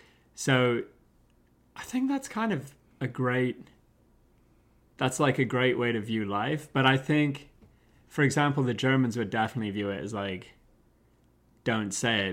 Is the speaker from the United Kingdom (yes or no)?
yes; United Kingdom; I think as British people, we can be, like, too negative.